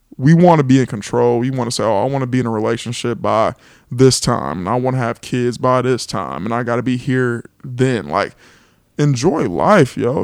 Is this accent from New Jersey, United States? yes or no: no; Los Angeles, California, United States; moved away as an adult; now in Atlanta, United States; I am from California. Eighties baby, twenty-nine years old, grew up in Los Angeles